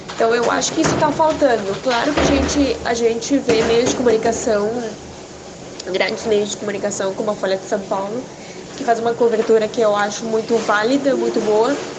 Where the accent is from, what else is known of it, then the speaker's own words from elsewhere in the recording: Venezuela; now in Brazil; minha opinião como venezuelana e padeço a crise também